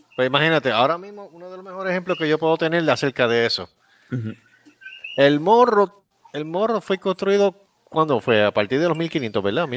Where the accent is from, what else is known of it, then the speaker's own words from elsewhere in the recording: Puerto Rico; mi pueblo